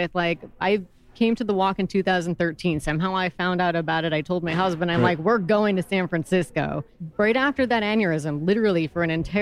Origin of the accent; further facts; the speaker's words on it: Canada; now in Alaska, United States; I'm also Canadian